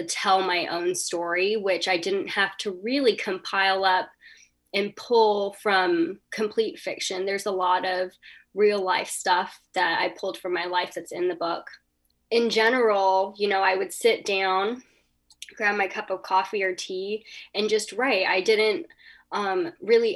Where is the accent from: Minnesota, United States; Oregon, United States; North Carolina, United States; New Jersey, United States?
North Carolina, United States; I grew up in North Carolina